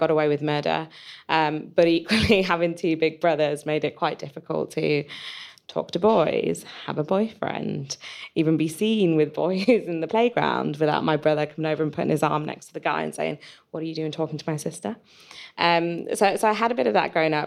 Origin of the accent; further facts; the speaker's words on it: Yorkshire and the Humber, United Kingdom; I grew up in Yorkshire